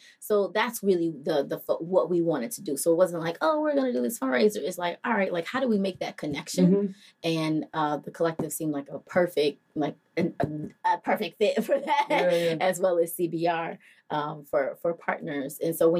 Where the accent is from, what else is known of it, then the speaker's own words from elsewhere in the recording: Indiana, United States; moved away as an adult; also born or lived in Michigan / Southern California; So I moved from Indiana, but I'm not from Indiana. So I was born in Michigan and raised in Northwest Indiana and Southern California. So mm-hmm. I moved around a whole lot. Mm-hmm. And then I moved here when I was 18.